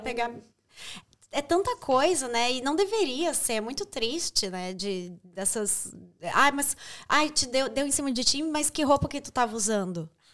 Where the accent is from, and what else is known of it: Brazil; moved away as an adult; now in Ireland